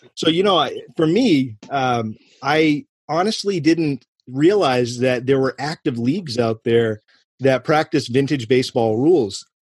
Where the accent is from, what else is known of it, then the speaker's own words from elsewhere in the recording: Clinton, Massachusetts, United States; I grew up right outside of Clinton, Massachusetts